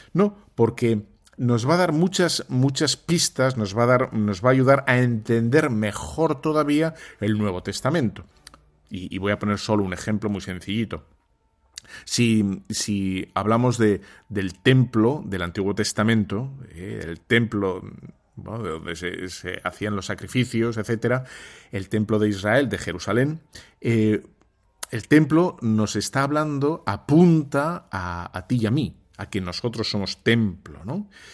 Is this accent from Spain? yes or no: yes; Spain; como somos muy españoles